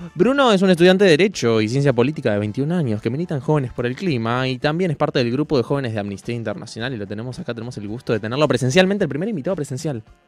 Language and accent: Spanish; Buenos Aires, Argentina; yo que soy de Buenos Aires